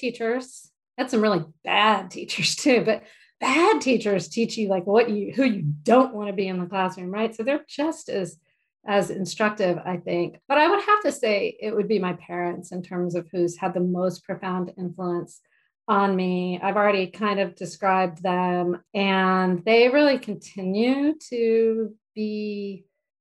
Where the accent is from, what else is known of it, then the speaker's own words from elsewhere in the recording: Mount Dora, Florida, United States; So I was born in Florida, a tiny little town called Mount Dora in Central Florida.